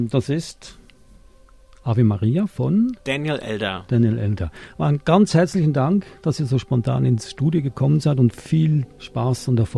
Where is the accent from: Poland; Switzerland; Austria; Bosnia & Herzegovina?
Switzerland; now in Australia; Also man hört oft äh, in Europa, in Deutschland, in der Schweiz, ich bin ja aus der Schweiz oder Österreich, dass dann Leute sagen, ja, Australien, äh, da läuft da nichts.